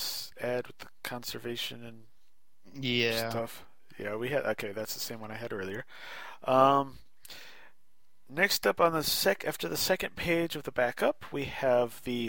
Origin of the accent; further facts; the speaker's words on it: Maryland, United States; growing up in Maryland